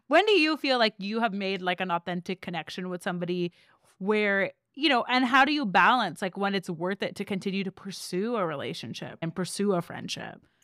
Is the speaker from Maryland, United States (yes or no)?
no; Seattle, Washington, United States; now in Austin, United States; I grew up in Seattle.